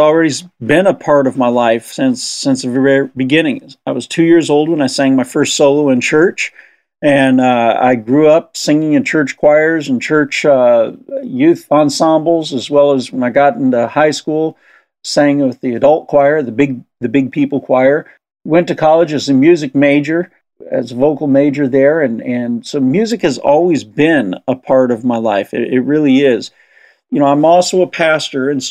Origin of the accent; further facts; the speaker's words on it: Southern California, United States; I grew up in Southern California